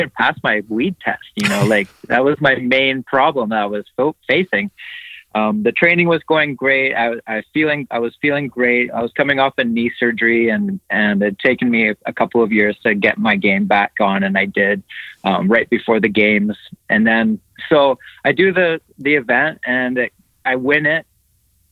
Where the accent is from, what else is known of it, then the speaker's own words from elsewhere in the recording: Canada; as a Canadian athlete